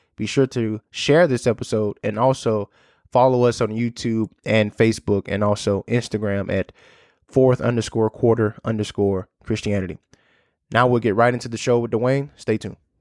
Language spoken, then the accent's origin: English; United States; as an American